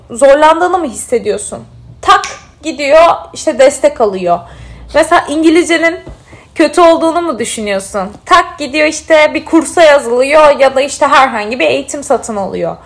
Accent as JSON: {"language": "Turkish", "region": "Mardin", "country": "Turkey", "tie": "born or raised there", "also_born_or_lived": "Bandırma", "said": "Mardinliyim çünkü Mardinli olmak benim kimliğimin böyle en sevdiğim parçasından bir tanesi."}